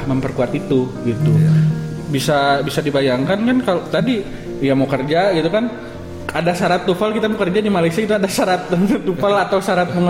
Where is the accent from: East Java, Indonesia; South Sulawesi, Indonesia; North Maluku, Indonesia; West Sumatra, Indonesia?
West Sumatra, Indonesia; Saya orang Minang gitu.